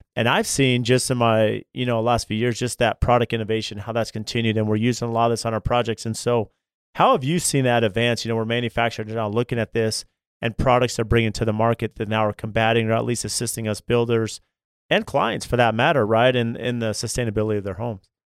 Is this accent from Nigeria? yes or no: no; California, United States; I grew up in California and I worked as an electrician